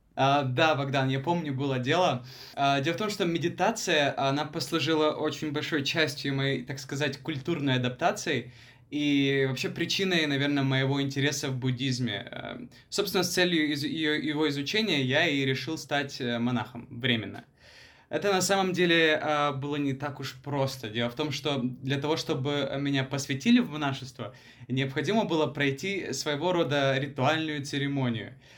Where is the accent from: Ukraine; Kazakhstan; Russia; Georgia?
Ukraine; moved away as an adult; also born or lived in Thailand; now in Bangkok, Thailand; Сам я родом из Таиланда, в том плане, что я родился здесь, но вырос в Украине. А, приехал я в Таиланд в возрасте 18 лет.